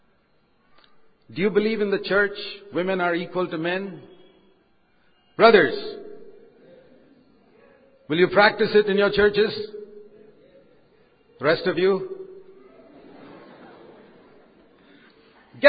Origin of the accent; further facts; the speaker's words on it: India; I'm an Indian, but I'm an Indian second. I'm a Christian first